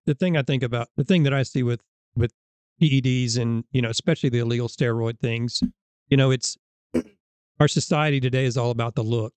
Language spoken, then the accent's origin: English; Illinois, United States; moved away as an adult; now in Alabama, United States; where I grew up in Illinois, we didn't have middle school football